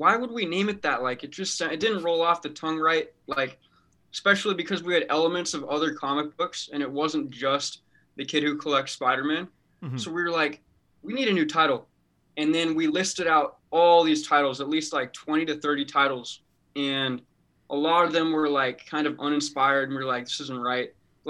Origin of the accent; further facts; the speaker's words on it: Australia; I'm actually from Australia.